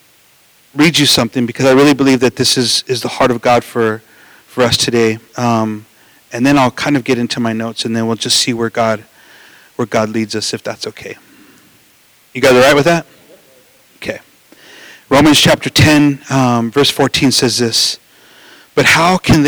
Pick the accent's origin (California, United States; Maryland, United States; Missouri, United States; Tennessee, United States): California, United States; Los Angeles; we grew up in East